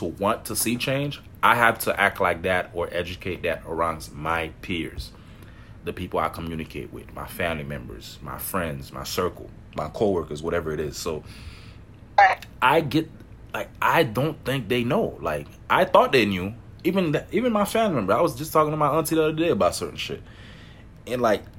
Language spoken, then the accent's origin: English; Miami, Florida, United States; growing up in Miami